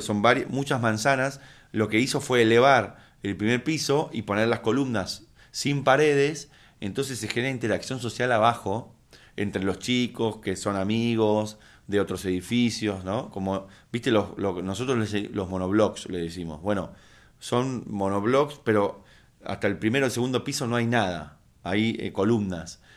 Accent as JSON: {"language": "Spanish", "country": "Argentina", "said": "como latinoamericano, como argentino"}